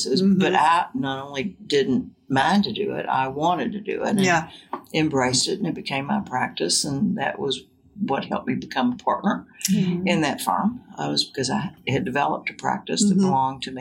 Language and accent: English; Woodford County, Kentucky, United States; I was born and raised in Woodford County.